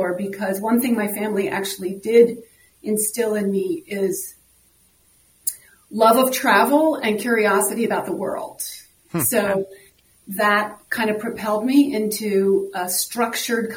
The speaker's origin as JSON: {"language": "English", "region": "East Coast", "country": "United States", "moved": "as an adult", "lives_now": "Minneapolis, United States", "said": "I'm from the East Coast, so I have a brother and sister, on the East Coast"}